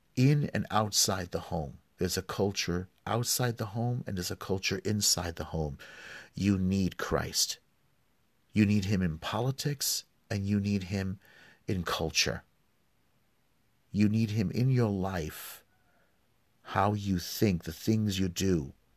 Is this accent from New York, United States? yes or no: yes; New York City, New York, United States; I grew up in New York